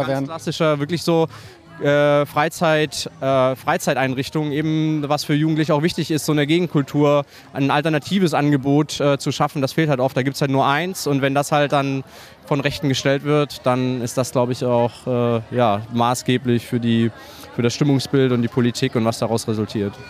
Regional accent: East Saxony, Germany; komme halt aus äh, Ostsachsen

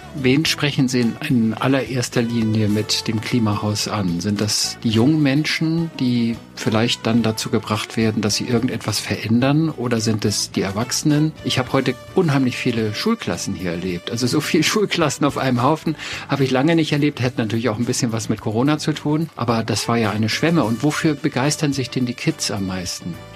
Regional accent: Potsdam, Brandenburg, Germany; Nun komme ich ja aus Potsdam

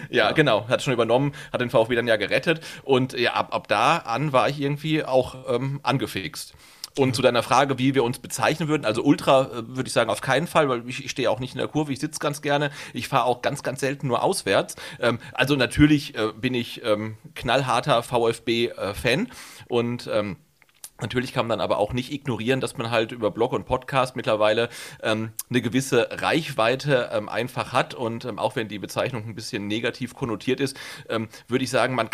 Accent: North Rhine-Westphalia, Germany; born there; weil ich bin ja gebürtiger Ostwestfale und bin halt ähm, ja in der Nähe von Bielefeld äh, geboren worden

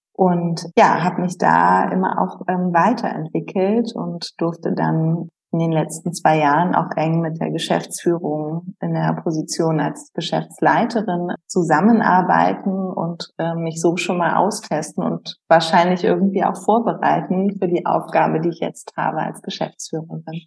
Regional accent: Berlin, Germany; moved away as an adult; also born or lived in Heidelberg / Pforzheim; als Berlinerin

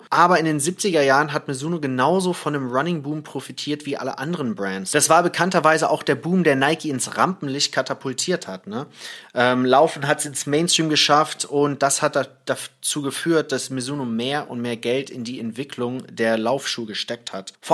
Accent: Thailand; Naja, ich bin ja in, äh, im Ausland aufgewachsen, in Thailand

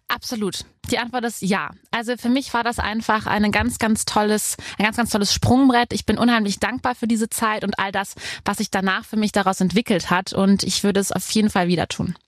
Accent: near Koblenz, Rhineland-Palatinate, Germany; also born or lived in Cologne; Ich komme ja vom Rhein, äh, bei Koblenz

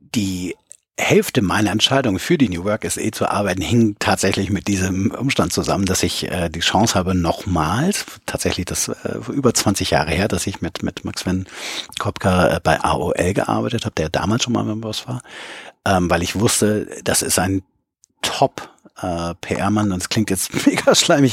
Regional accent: Bonn, North Rhine-Westphalia, Germany; moved away as an adult; now in Hamburg, Germany; in Bonn, wo ich ja herkomme

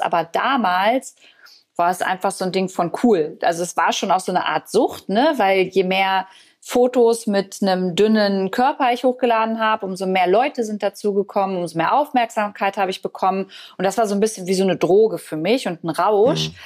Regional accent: Braunschweig, Lower Saxony, Germany; moved away; ich habe damals in Braunschweig in meiner Heimat gelebt

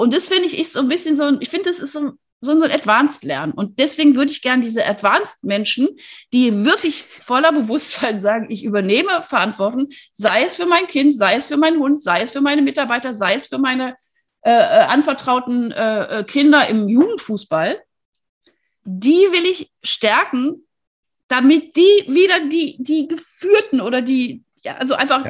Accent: Wuppertal, North Rhine-Westphalia, Germany; now in Freiburg, Germany; ich bin in Wuppertal geboren, was auch ganz hübsch ist

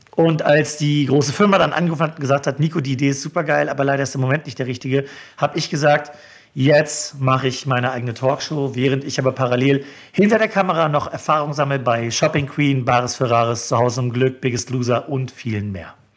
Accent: Neubrandenburg, Mecklenburg-Vorpommern, Germany; moved away as an adult; also born or lived in Schwerin / Hamburg; now in Berlin, Germany; in meiner Heimatstadt in Neubrandenburg

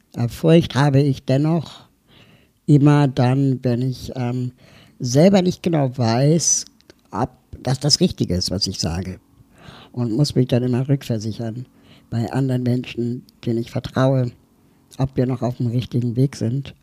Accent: Berlin, Germany; ich komme aus Berlin

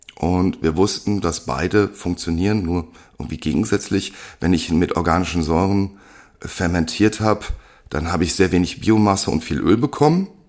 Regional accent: Germany; wir als Deutsche

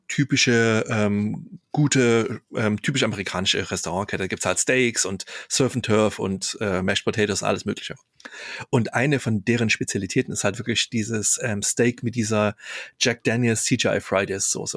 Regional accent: Chemnitz, Saxony, Germany; wo ich aufgewachsen bin, in Karl-Marx-Stadt

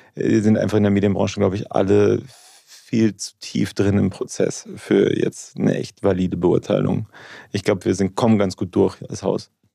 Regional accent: Munich, Bavaria, Germany; also born or lived in Regensburg, Upper Palatinate; now in Munich, Germany; Ich bin aber in München aufgewachsen

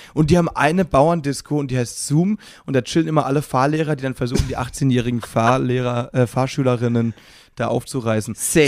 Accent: Müllheim, Baden-Württemberg, Germany; meine Heimatstadt heißt Müllheim

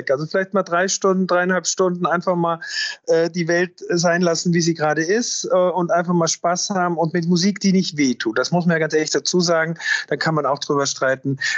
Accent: Austria; für mich als Österreicher mit einem schönen Schuss Almdudler

